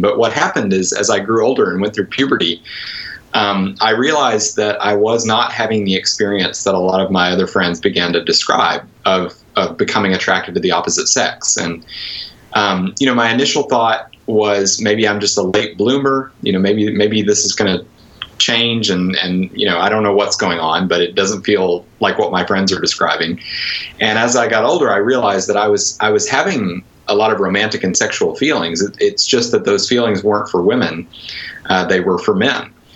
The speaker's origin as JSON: {"language": "English", "town": "Conway", "region": "Arkansas", "country": "United States", "tie": "born or raised there", "also_born_or_lived": "Wheaton, Illinois", "moved": "yes", "said": "I, I, grew up near Little Rock in a, a, place called Conway"}